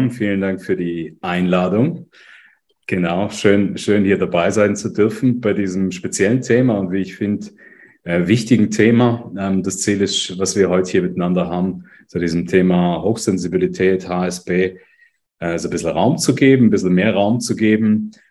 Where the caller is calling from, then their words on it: Lucerne, Switzerland; Wie gesagt, ich bin aus Luzern zugeschaltet, hier im mhm. dunklen, aber eigentlich güldenen, herbstigen aktuell Luzern.